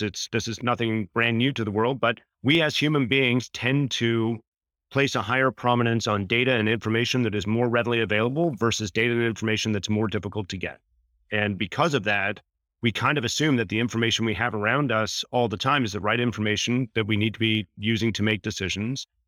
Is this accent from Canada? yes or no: yes; Canada; fellow Canadian